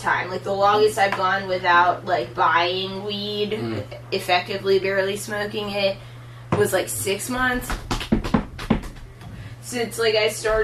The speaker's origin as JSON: {"language": "English", "town": "Philadelphia", "region": "Pennsylvania", "country": "United States"}